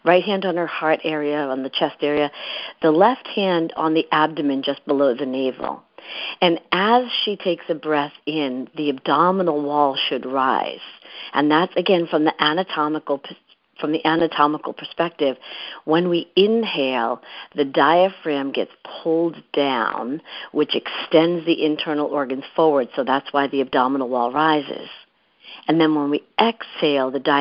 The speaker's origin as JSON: {"language": "English", "town": "Boston", "region": "Massachusetts", "country": "United States", "tie": "born or raised there", "also_born_or_lived": "San Francisco", "moved": "as an adult", "lives_now": "New York City, United States", "said": "I grew up in the Massachusetts area, in the Boston area"}